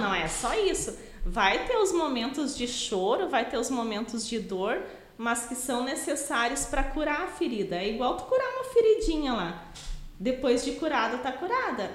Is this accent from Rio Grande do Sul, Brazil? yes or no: yes; Taquara, Rio Grande do Sul, Brazil; also born or lived in Parobé; now in Sapiranga, Brazil; Eu sou natural de Taquara, mas morei 15 anos em Parobé.